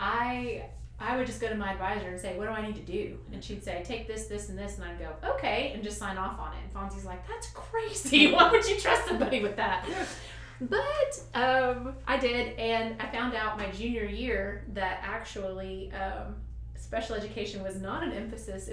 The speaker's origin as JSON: {"language": "English", "region": "Kentucky", "country": "United States", "tie": "born or raised there", "said": "I grew up in Kentucky and in a smaller, I guess, town"}